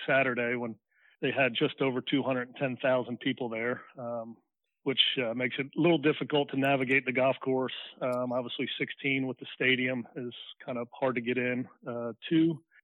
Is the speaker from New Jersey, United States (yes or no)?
yes; New Jersey, United States; Growing up in New Jersey, there was only a few of us